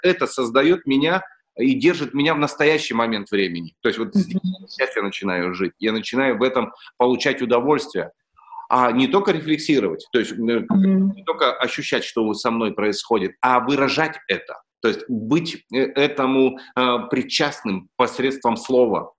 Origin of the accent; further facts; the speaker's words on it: Russia; я родился в России